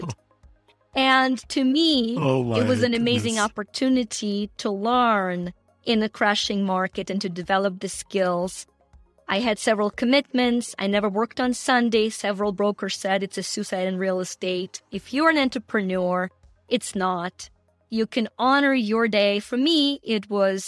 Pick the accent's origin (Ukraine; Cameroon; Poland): Ukraine; moved away; you guys probably can hear the accent. I'm from Ukraine, former Soviet Union